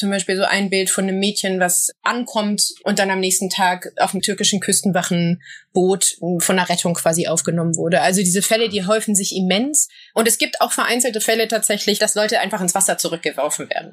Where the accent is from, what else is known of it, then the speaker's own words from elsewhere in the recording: Berlin, Germany; ich komme aus Berlin-Kreuzberg und bin aufgewachsen in einer Nachbarschaft